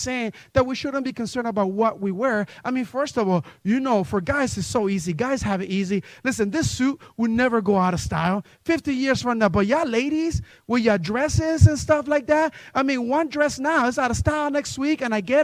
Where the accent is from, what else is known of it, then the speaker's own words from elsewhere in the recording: New Jersey, United States; I remember growing up in a Spanish church in New Jersey